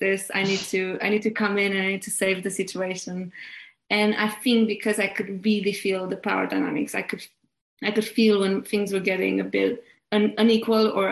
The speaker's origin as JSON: {"language": "English", "country": "Romania", "tie": "born or raised there", "moved": "as an adult", "lives_now": "United Kingdom", "said": "growing up in Romania"}